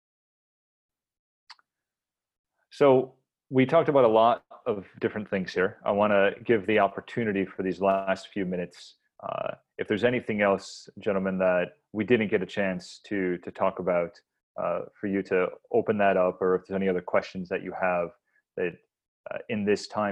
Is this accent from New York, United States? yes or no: yes; New York, United States; now in San Diego, United States; I live in a city right now, San Diego, I'm from New York